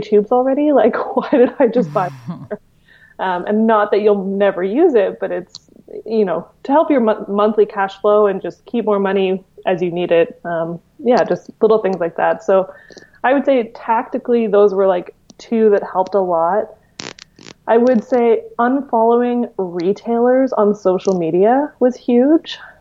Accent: Victoria, British Columbia, Canada; Victoria, which is my hometown

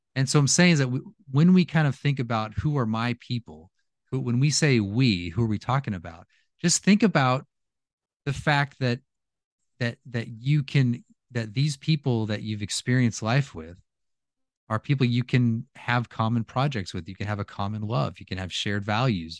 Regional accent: California, United States; moved away as an adult; also born or lived in Louisiana; I'm from California, and when I lived there

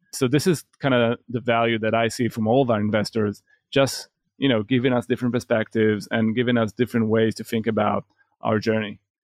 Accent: Israel; we're from Israel

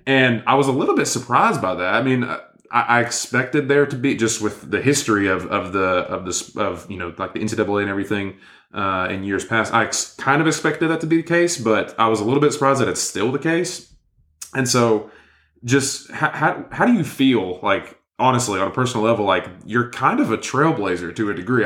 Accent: Inglewood, Tennessee, United States; we both grew up in, in Inglewood, Tennessee

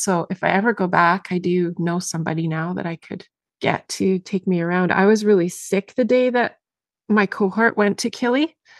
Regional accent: Zambia; born there; my trip was so much about revisiting, because I was born in Zambia.

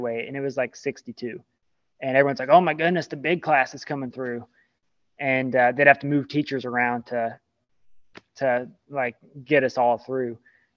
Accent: Southern Kentucky, United States; I grew up in Southern Kentucky

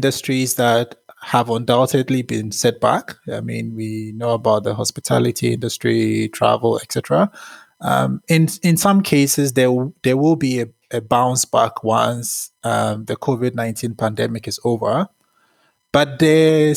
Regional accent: Ghana; moved away as an adult; also born or lived in Massachusetts, United States; I was born and raised in Ghana in West Africa. And I grew up in Ghana up until high school

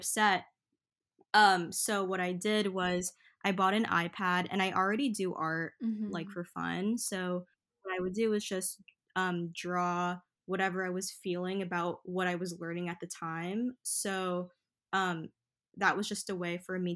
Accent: New York City, New York, United States; I grew up in Flushing, Queens, New York

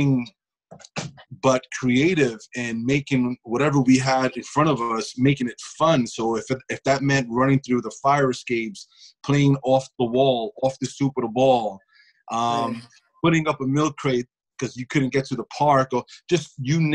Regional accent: New York City, New York, United States; I'm from Sunset Park, Brooklyn

